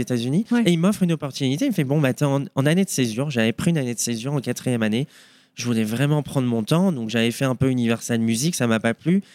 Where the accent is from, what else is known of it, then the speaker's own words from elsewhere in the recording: Boulogne-Billancourt, Île-de-France, France; moved away as an adult; now in Denver, United States; je suis originaire de Paris, mhm. plus précisément 92, Boulogne, mhm. Sèvres